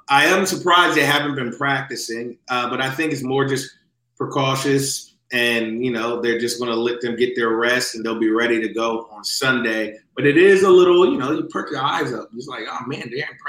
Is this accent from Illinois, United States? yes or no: no; Philadelphia, Pennsylvania, United States; moved away; I'm a Philadelphian, true and true